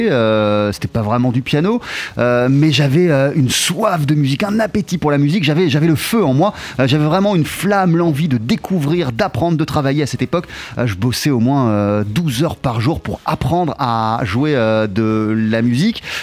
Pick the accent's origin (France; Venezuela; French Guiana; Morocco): Venezuela; French is a second language; je suis né, j'ai grandi au Venezuela.